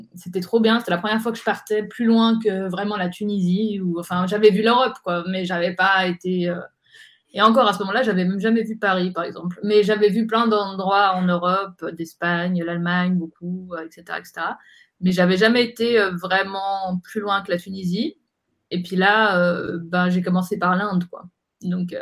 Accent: Geneva, Switzerland; moved away as an adult; now in Zurich, Switzerland; je, suis née à, Genève. du coup, d'une maman suisse-allemande et puis d'un papa tunisien

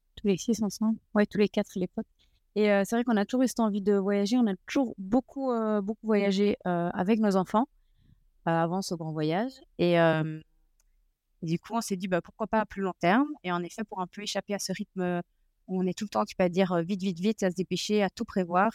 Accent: Belgium; on est de Belgique

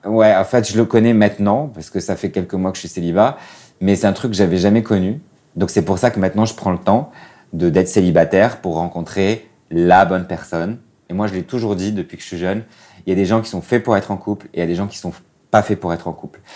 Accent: Casablanca, Casablanca-Settat, Morocco; moved away as an adult; also born or lived in China; j'ai 33 ans et je viens de Casablanca, au Maroc.

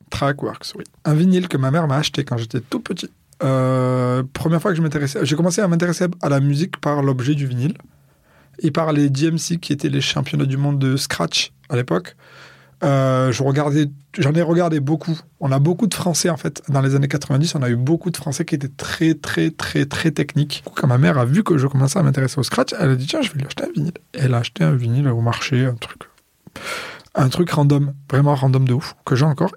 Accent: Marseille, Provence-Alpes-Côte d'Azur, France; je suis né à Marseille. Je n'ai pas beaucoup bougé de Marseille

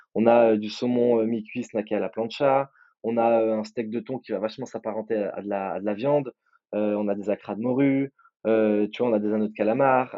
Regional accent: Nice, Provence-Alpes-Côte d'Azur, France; moi je viens de Nice aussi

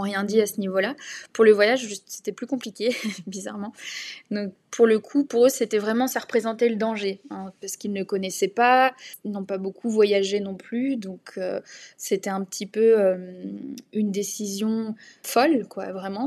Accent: Essonne, Île-de-France, France; ville du 91 où j'ai grandi dans une maison, dans un petit pavillon de banlieue

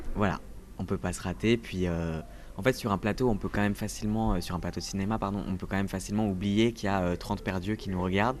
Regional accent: Toulouse, Occitania, France; also born or lived in Paris suburbs; now in Paris, France; je viens de Toulouse, je viens du sud

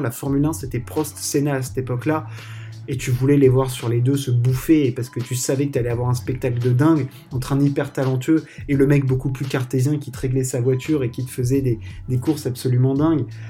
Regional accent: France; on est français

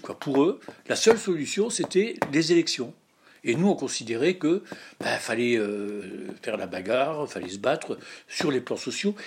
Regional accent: Lorraine, Moselle, Grand Est, France; je suis Lorrain, Mosellan et donc je, vis dans la vallée de la Fenche, donc à côté de Florange

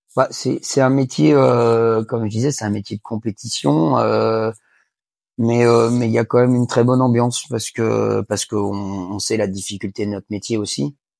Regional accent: Angers, Pays de la Loire, France; je suis originaire d'Angers.

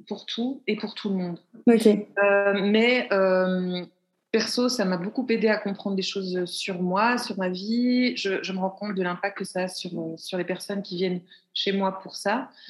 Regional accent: Belgium; puisque je suis belge et en {S0} Belgique.

